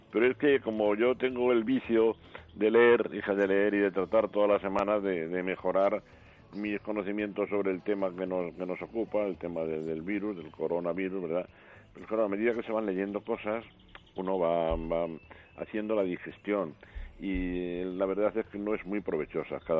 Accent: Madrid, Community of Madrid, Spain; como español y en este caso muy particularmente también como madrileño

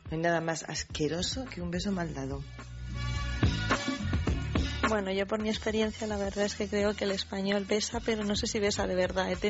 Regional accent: Spain; la española cuando besa, pues yo soy española y a veces tengo mis días

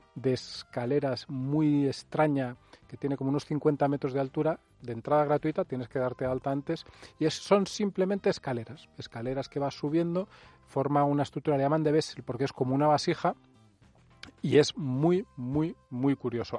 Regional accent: Spain; somos muy españoles

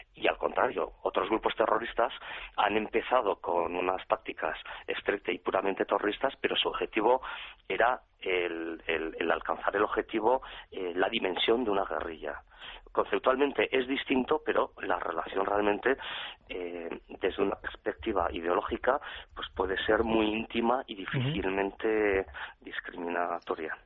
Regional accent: Pamplona, Navarre, Spain; yo soy navarro, acabo de cumplir 50 años y prácticamente desde que tengo uso de razón, pues la realidad del terrorismo en mi Pamplona querida

